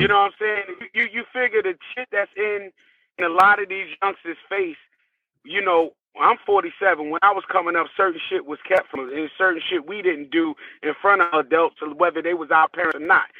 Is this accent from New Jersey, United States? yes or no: yes; Newark, New Jersey, United States; I'm from Newark, New Jersey